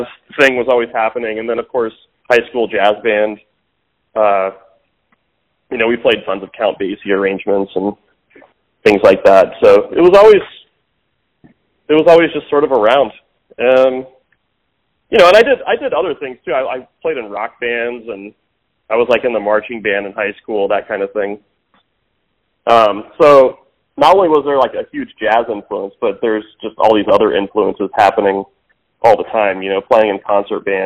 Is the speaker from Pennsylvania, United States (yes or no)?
no; Parkville, Missouri, United States; I grew up in Parkville, so it's sort of north of the river